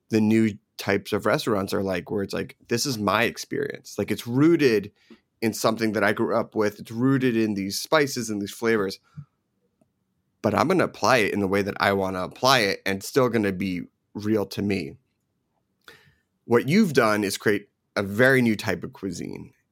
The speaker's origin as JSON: {"language": "English", "town": "Philadelphia", "region": "Pennsylvania", "country": "United States", "tie": "born or raised there", "also_born_or_lived": "New Jersey / New York", "lives_now": "Los Angeles, United States", "said": "it's a very East Coast style because I grew up in Philadelphia and Jersey, New York."}